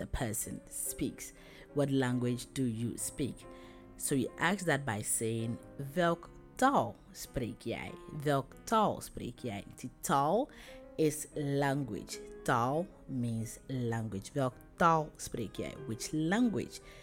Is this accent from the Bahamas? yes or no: no; Ghana; ik kom uit Ghana. I come from Ghana.